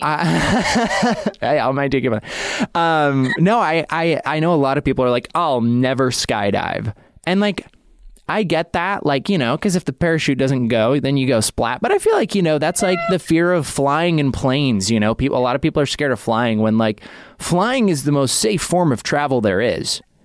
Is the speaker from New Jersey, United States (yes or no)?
no; Idaho, United States; now in Los Angeles, United States; I grew up in Idaho